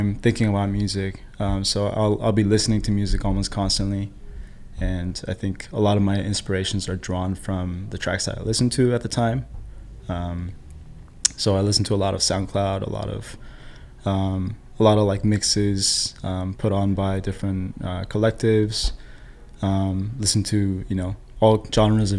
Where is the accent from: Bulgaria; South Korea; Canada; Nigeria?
South Korea; also born or lived in San Diego, United States; now in Bay Area, United States; I live in the Bay Area, I was born in Korea. And then I moved to San Diego, I moved up here for work.